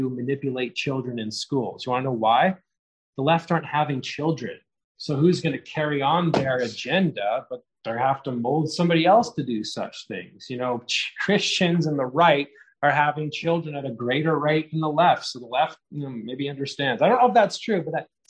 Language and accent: English; Canada; as a Canadian